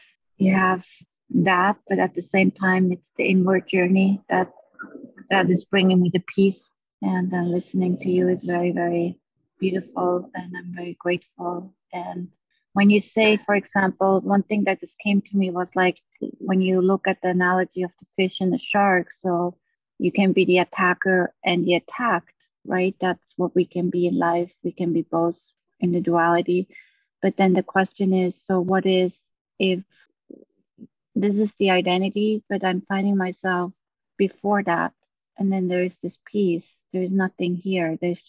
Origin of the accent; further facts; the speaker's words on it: Maui, Hawaii, United States; From Hawaii.